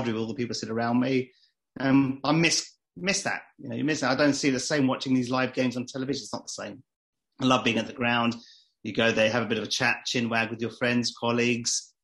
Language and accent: English; London, United Kingdom; I was born and bred in London.